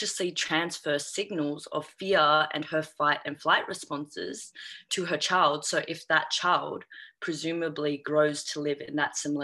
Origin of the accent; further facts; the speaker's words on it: Australia; also born or lived in China; I'm an Australian Chinese adoptee who's been adopted, or who was adopted at the age of 3